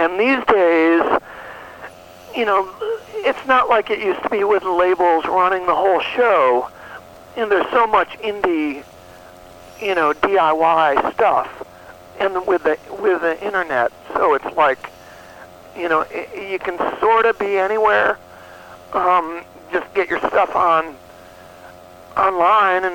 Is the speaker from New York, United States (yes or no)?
yes; New York, United States; moved away as an adult; now in Austin, United States; I grew up in New York, but I've been in Austin, Texas for over 25 years.